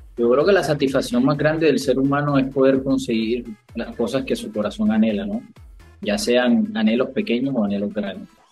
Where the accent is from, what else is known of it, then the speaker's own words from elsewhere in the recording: Barranquilla, Atlántico, Colombia; del equipo de mi tierra